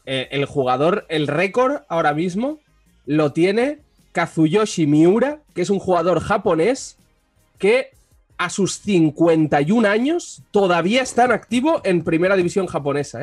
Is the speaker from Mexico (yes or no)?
no; Barcelona, Catalonia, Spain; soy de Barcelona